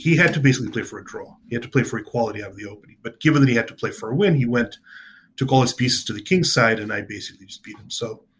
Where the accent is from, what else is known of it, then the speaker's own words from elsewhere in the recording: New Jersey, United States; New Jersey Open. I was a state. It was my home state.